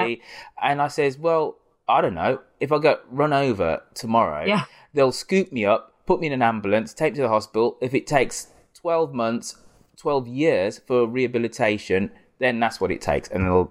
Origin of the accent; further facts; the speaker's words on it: United Kingdom; It's less a story about implants per se, but about the things that we take for granted being British.